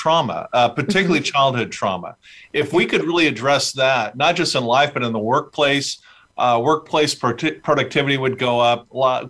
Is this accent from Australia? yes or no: no; Fullerton, California, United States; I was born in Southern California, a little town called Fullerton.